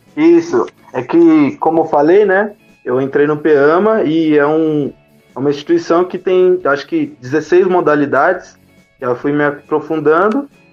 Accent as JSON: {"language": "Portuguese", "town": "Jundiaí", "region": "São Paulo", "country": "Brazil", "also_born_or_lived": "Cerejeiras, Rondônia", "said": "Eu sou de Jundiaí, mas nasci em Rondônia, Cerejeiras."}